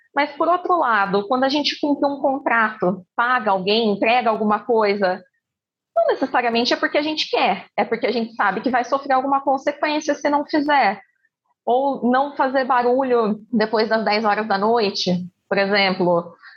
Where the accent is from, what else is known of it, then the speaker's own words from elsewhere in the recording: Campinas, São Paulo, Brazil; sou de Campinas, interior de São Paulo